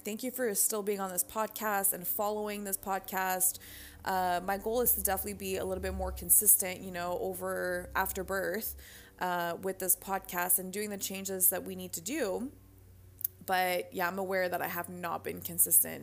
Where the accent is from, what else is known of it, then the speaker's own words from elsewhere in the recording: France; moved away; around the pond in my hometown in France.